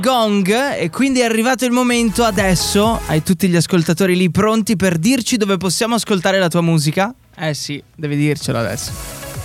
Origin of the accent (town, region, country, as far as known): Friuli-Venezia Giulia, Italy